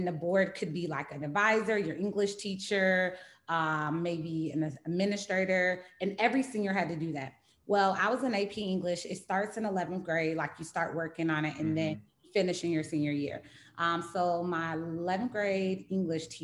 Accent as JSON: {"language": "English", "town": "Charlotte", "region": "North Carolina", "country": "United States", "tie": "born or raised there", "also_born_or_lived": "California", "moved": "yes", "lives_now": "Baltimore, United States", "said": "I grew up in Charlotte, North Carolina"}